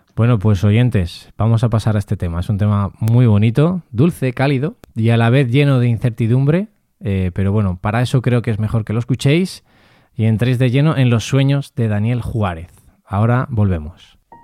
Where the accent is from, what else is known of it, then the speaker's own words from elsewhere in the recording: Castilla-La Mancha, Spain; nosotros somos manchegos también, tanto Mario Mora como yo